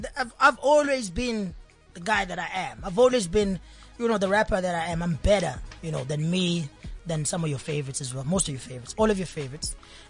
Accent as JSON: {"language": "English", "region": "KwaZulu-Natal", "country": "South Africa", "said": "That's where I rap. But everyone says I'm from Durban because it's an easy reference point."}